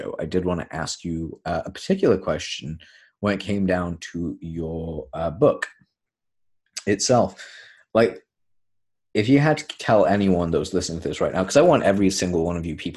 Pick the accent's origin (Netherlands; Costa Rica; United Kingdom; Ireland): United Kingdom; I'm British